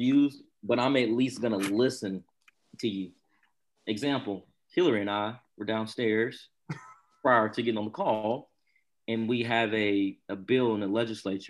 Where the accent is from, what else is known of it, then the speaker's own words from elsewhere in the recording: Barnwell, South Carolina, United States; growing up in Barnwell, small rural town.